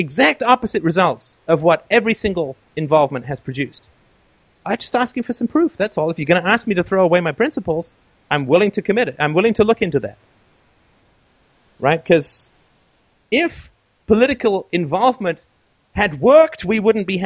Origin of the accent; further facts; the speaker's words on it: England, United Kingdom; now in Canada; I grew up in England, not too far from you.